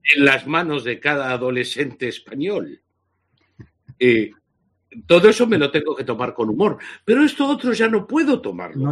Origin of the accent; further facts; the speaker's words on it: Argentina; moved away as an adult; haber sufrido físicamente y encarcelamiento durante el régimen nazi-fascista de la Argentina. Y haberme marchado al exilio hace 42 años